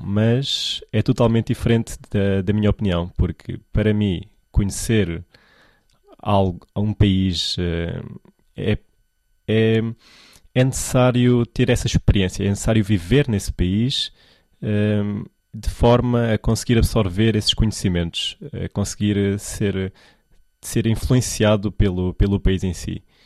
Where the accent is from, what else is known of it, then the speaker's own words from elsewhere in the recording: Portugal; first language Portuguese; moved away as an adult; now in China; eu nasci em Portugal e vivi sempre lá. Uh, andei na escola em Portugal, fiz os meus amigos em Portugal